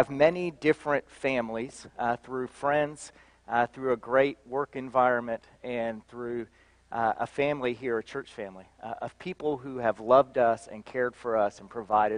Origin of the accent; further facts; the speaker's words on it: Belpre, Ohio, United States; moved away; Southeast Ohio, right on the banks of the Ohio River, in a little town called Belpre, Ohio